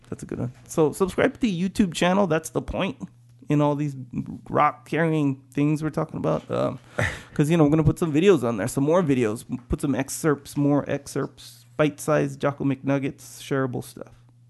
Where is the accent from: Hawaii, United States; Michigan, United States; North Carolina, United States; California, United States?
Hawaii, United States; Kauai; now in San Diego, United States; I'm from Kauai.